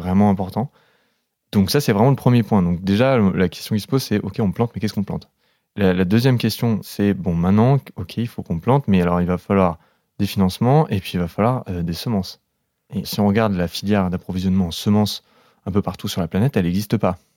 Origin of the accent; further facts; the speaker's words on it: the South, southern France, France; je viens du Sud